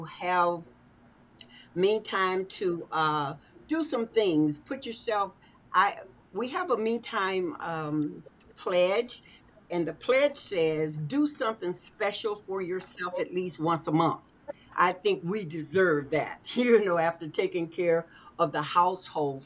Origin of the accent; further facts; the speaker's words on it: Arkansas, United States; moved away; I was born in Arkansas, moved here many years ago